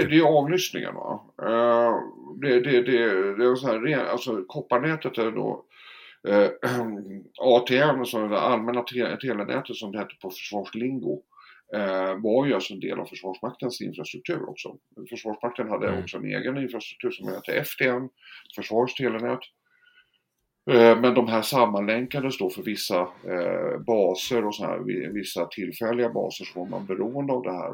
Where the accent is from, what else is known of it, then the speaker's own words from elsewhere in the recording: Stockholm, Stockholm County, Sweden; jag är född och uppvuxen i Stockholm, eh, om inte det hörs, på Östermalm